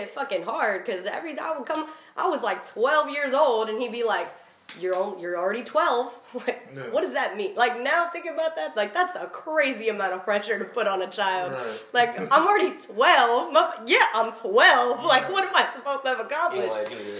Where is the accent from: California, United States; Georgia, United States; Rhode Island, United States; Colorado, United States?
California, United States; Stockton; even the kids I've met after not talking to them that like I grew up with in Stockton are like, damn, like you really finna do this.